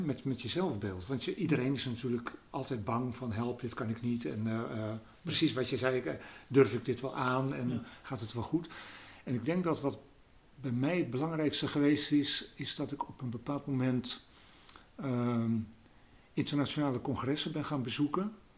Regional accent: Netherlands; ik uit Nederland kom

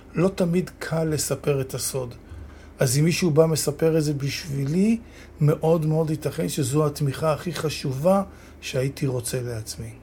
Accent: Holon, Tel Aviv District, Israel; גדלתי בתל גיבורים בחולון

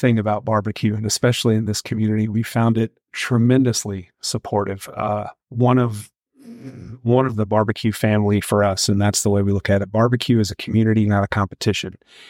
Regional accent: Texas, United States; So my wife and I, being that we came here from Central Texas, it's my expression through Central Texas barbecue.

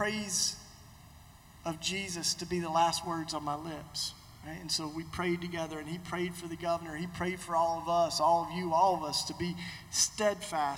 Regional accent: Tennessee, United States; my home state of Tennessee

